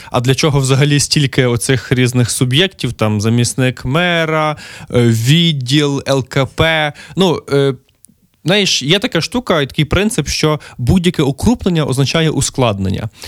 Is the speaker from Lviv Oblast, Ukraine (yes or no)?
yes; Lviv, Lviv Oblast, Ukraine; мій рідний Львів